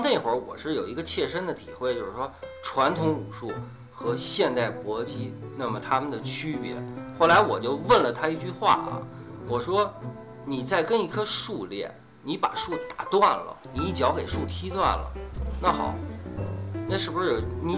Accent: Beijing, China; 我们北京人原来我那片儿的人叫小树林儿，我爸就上那儿练功去

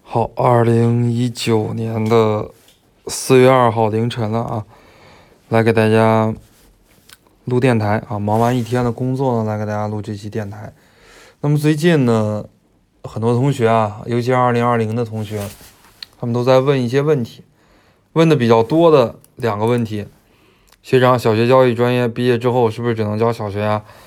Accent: Beijing, China; moved away as an adult; now in Hunan, China; 我是北京人

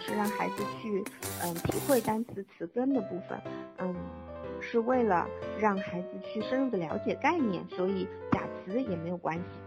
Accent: China; 作为中国人

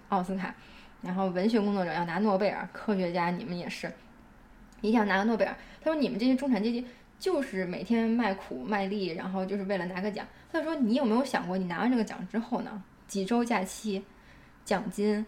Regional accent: China; 我在国内从小长大

